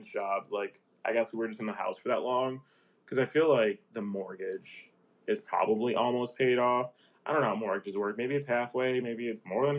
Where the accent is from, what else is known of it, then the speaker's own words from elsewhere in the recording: Aurora, United States; I grew up in Aurora.